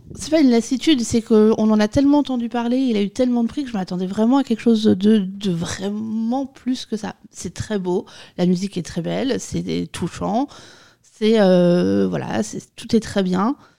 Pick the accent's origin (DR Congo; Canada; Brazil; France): France; nous, en tant que Français